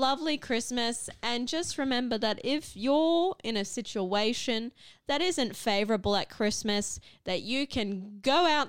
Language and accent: English; Cairns, Queensland, Australia; I grew up in Cairns